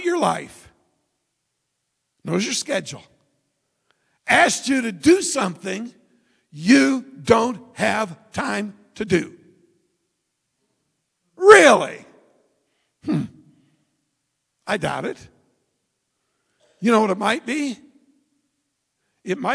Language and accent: English; United States; also born or lived in Philippines